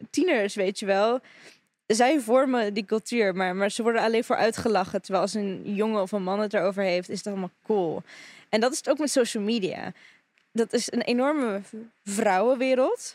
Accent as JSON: {"language": "Dutch", "country": "Russia", "moved": "yes", "lives_now": "Netherlands", "said": "ik ben Russische"}